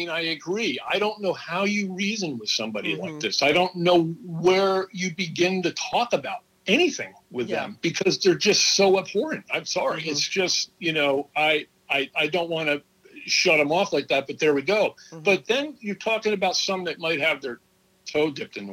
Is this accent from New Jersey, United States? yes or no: yes; New Jersey, United States; also born or lived in Asmara, Eritrea; I grew up mostly in New Jersey